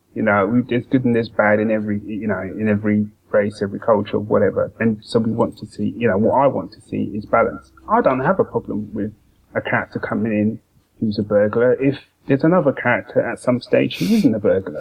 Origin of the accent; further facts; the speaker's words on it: London, United Kingdom; especially growing up in London